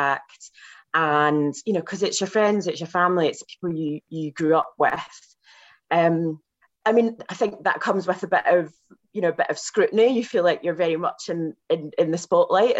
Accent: West Dunbartonshire, Scotland, United Kingdom; moved away; my hometown

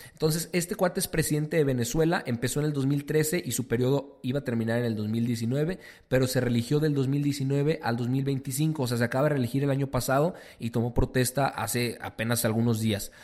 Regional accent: Mexico; nuestro México

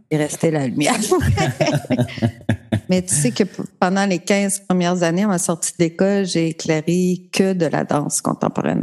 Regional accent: Matane, Quebec, Canada; moved away as an adult; also born or lived in Sainte-Thérèse; de Matane

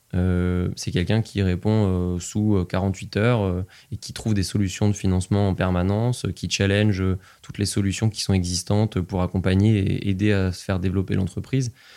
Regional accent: Nevers, Bourgogne-Franche-Comté, France; also born or lived in Compiègne; je suis né à Compiègne, dans l'Oise, qui est un endroit dans lequel je n'ai aucun souvenir, absolument aucun. Et mes premiers souvenirs remontent à Nevers, quand j'y suis arrivé, quand j'avais 5 ans

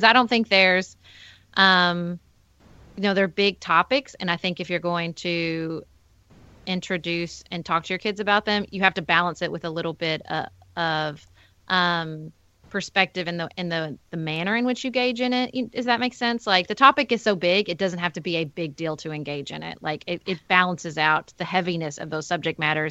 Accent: Paducah, Kentucky, United States; was elected as a city commissioner for my hometown of Paducah, Kentucky

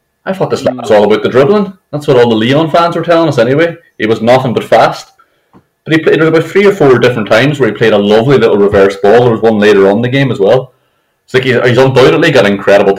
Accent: Ireland; as an Irish man

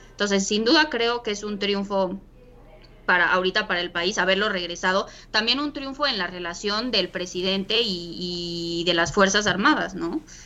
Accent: Mexico; como mexicanos

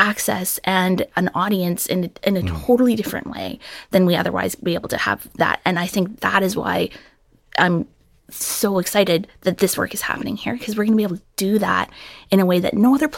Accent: Alberta, Canada; now in United States; so you might be able to tell my accent isn't from Mississippi. I'm originally from Alberta, Canada.

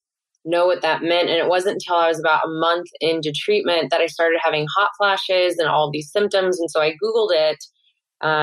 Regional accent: St. Louis, Missouri, United States; moved away as an adult; also born or lived in New York City; my hometown in St. Louis, Missouri

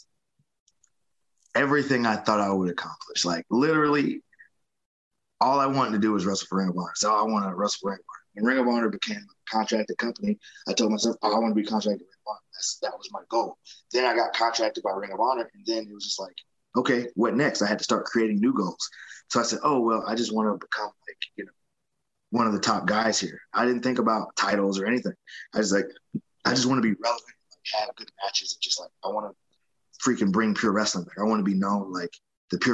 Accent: Atlanta, Georgia, United States; I got an opportunity to do it here in Atlanta

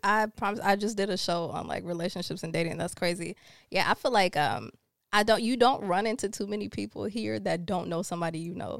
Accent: Rancho Cucamonga, California, United States; also born or lived in Los Angeles / Jamaica (family); I grew up in Rancho Cucamonga, like, Ontario, like, I always went to school in L A, but we always lived out there

